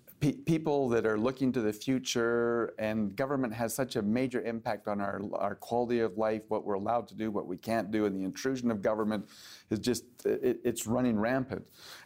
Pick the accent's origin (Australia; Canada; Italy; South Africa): Canada; London, Ontario; when I say that I'm from London and the 905, they think I'm from Britain.